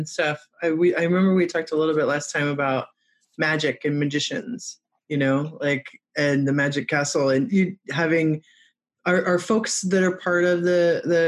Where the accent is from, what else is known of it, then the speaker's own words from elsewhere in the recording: Michigan, United States; moved away; also born or lived in Wheaton, Illinois; I'm from Michigan